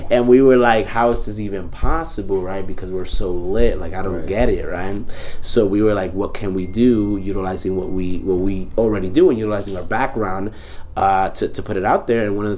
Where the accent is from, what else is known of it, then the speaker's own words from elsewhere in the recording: New York City, New York, United States; Bronx native, B. I go by the Bronx because I am the Bronx. Now, let me stop. … Right, I am from Dominican descent.